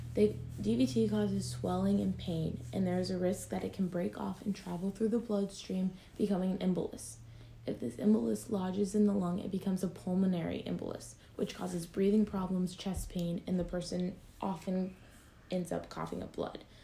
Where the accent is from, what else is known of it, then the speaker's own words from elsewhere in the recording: Troy/Piqua area, Ohio, United States; it was in my hometown